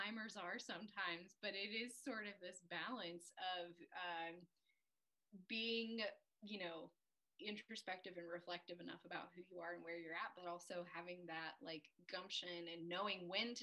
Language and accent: English; the South, United States; Growing up in the South